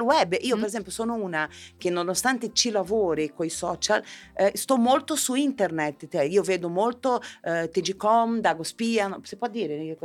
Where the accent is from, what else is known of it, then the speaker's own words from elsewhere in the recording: southern Brazil, Brazil; now in Italy; io venivo da, io da, provengo dal sud del Brasile